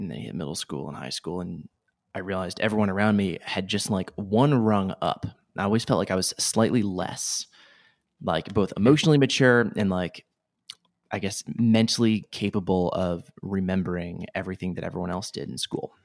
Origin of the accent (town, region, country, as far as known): Rhode Island, United States; born or raised there